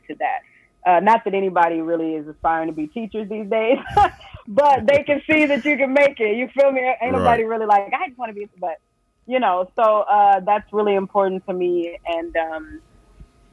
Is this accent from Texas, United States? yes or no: yes; Dallas, Texas, United States; Not born here, but raised here. So I'm a Texan through and through